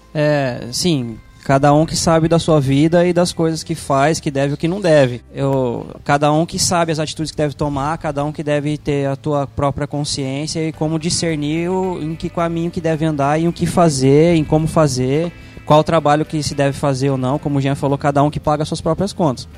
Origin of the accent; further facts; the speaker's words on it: Brazil; como brasileiro de maneira geral